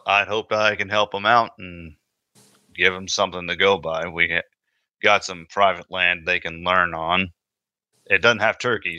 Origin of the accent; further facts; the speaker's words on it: Indiana, United States; I got turkey season in Indiana coming up, so that's my home state.